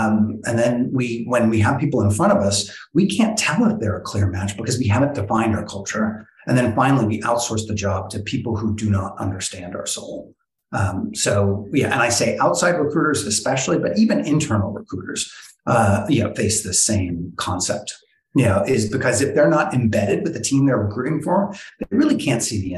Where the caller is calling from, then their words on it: New York City, New York, United States; I'm calling from downtown Brooklyn at the beautiful Bond Collective co-working spot.